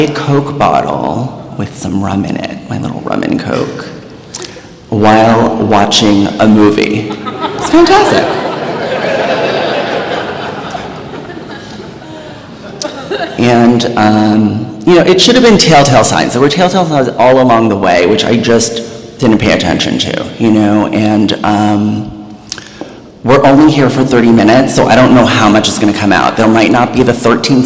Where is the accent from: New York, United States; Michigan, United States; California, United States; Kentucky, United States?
New York, United States; also born or lived in New Jersey; I am a New Yorker.